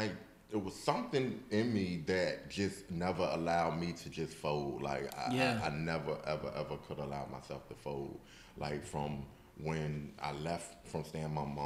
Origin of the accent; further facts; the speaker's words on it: Newport News, Virginia, United States; Growing up in Newport News